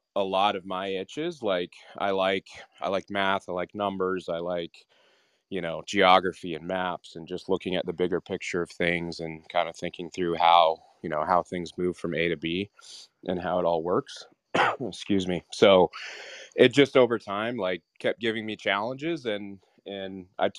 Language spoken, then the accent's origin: English; Western Canada, Canada; I grew up in Canada, Western Canada